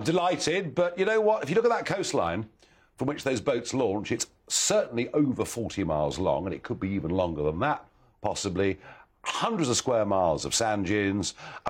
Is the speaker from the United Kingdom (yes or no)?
yes; United Kingdom; Now, being British, we absolutely must, I think, talk about the weather